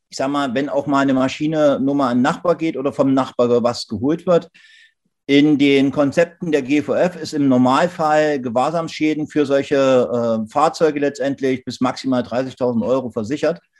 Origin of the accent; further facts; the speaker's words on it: Saxony-Anhalt, Germany; Wir haben hier in Sachsen-Anhalt, wo ich herkomme, letztendlich äh, den Fall gehabt